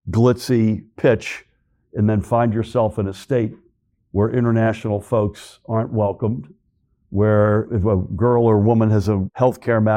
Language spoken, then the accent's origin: English; Boston, Massachusetts, United States; moved away as an adult; also born or lived in Asia / Germany; now in New Jersey, United States; I grew up in Boston.